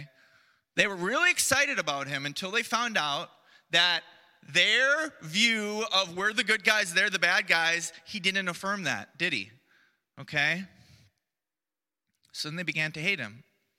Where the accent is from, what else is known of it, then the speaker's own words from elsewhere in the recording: United States; moved away; I come from the United States